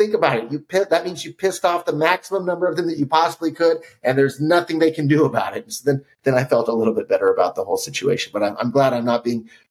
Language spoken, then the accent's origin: English; United States; I'm not an American any longer